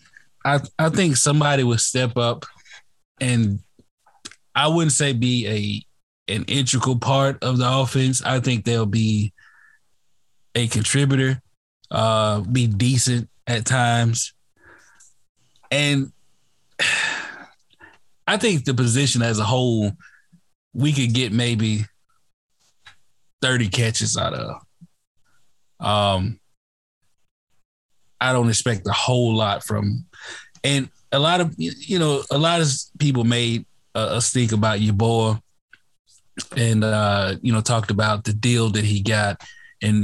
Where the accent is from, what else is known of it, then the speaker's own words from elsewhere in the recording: Mississippi, United States; I'm from Mississippi. I watched Ole Miss a lot